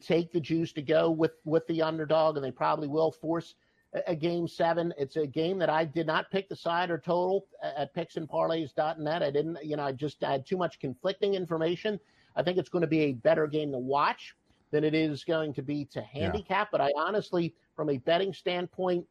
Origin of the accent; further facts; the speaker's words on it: New Jersey, United States; also born or lived in Pittsburgh; now in Atlanta, United States; I grew up in South Jersey outside of Philadelphia